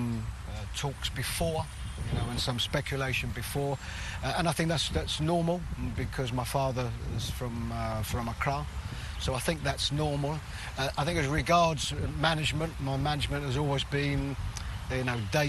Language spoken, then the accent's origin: English; London, United Kingdom; I was born and brought up in London, England